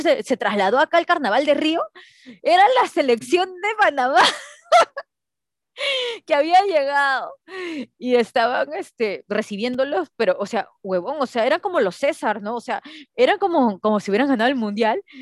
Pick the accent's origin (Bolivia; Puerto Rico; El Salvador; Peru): Peru; soy peruana